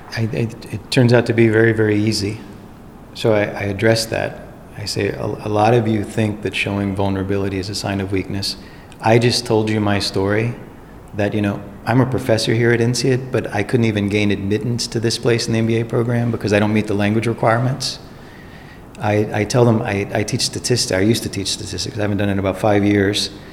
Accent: Baton Rouge, Louisiana, United States; moved away; I was born in Baton Rouge, Louisiana in 1973. I went to schools in Baton Rouge, Louisiana

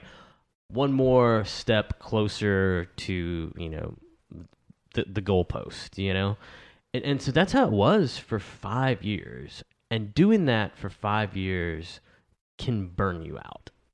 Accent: El Dorado, Arkansas, United States; El Dorado, which is my hometown

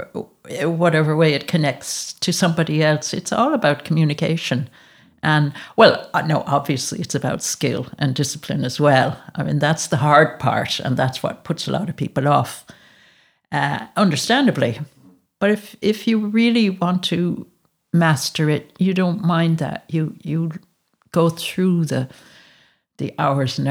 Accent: United States; moved away as an adult; now in Galway, Ireland; I grew up in America

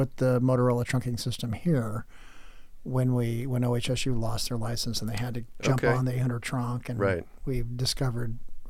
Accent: San Diego, California, United States; moved away; also born or lived in El Cajon / Oceanside; Yeah, I'm from San Diego, so I'm from El Cajon, Oceanside.

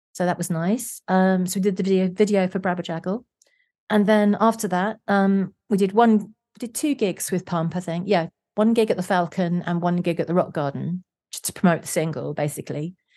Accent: London, United Kingdom; I was born in South London

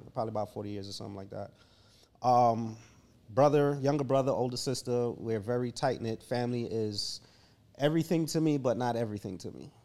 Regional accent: Jamaica; I was raised in Jamaica

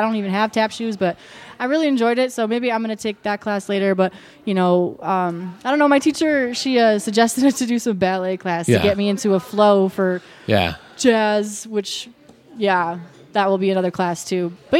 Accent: Fredonia, Wisconsin, United States; moved away; also born or lived in Milwaukee, Wisconsin / Phoenix, Arizona; I grew up in a small town of Fredonia, Wisconsin.

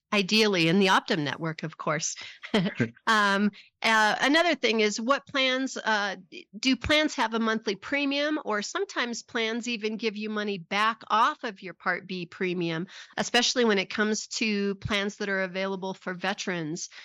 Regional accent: Pueblo, Colorado, United States; I'm a Colorado native also. I was born in Pueblo, Colorado

